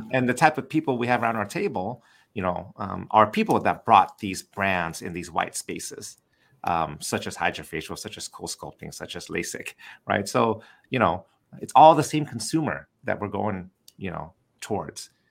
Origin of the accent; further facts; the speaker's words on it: Southern California, United States; growing up in Southern California